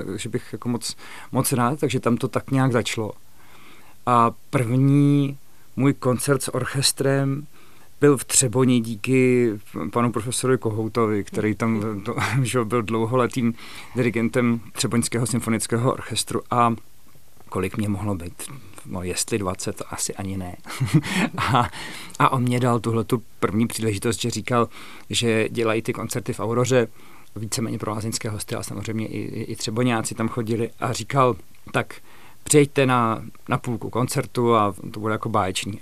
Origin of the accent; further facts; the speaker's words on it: Hrdějovice, South Bohemian Region, Czechia; also born or lived in Nymburk; now in Prague, Czech Republic; protože jsem se narodil v Nymburce, protože maminka je ze středních Čech, ale tatínek odsud. Takže vlastně od dvou let jsem, eh, jsem už žil, musím říct, v hrdějících